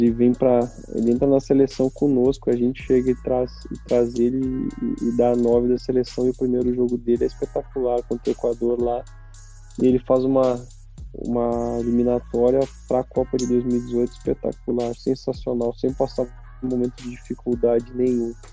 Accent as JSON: {"language": "Portuguese", "town": "Caxias", "country": "Brazil", "tie": "born or raised there", "said": "Caxias é minha zona de conforto. Lá onde tá minhas origens, onde eu cresci, onde eu cresci, onde eu aprendi a ser a ser homem"}